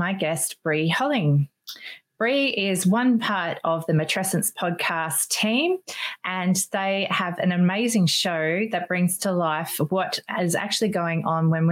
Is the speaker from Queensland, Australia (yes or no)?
yes; Brisbane, Queensland, Australia; That's actually my hometown